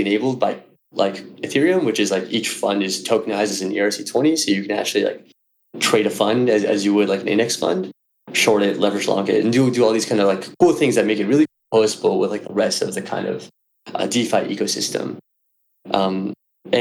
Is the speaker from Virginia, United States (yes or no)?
no; New York City, New York, United States; I'm from New York City.